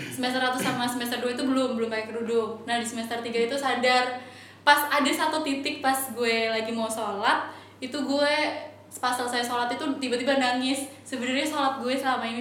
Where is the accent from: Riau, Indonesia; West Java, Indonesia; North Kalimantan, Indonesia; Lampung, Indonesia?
Lampung, Indonesia; karena asal gue dari Lampung jadi Muli Mahanai Lampung itu kayak duta pariwisata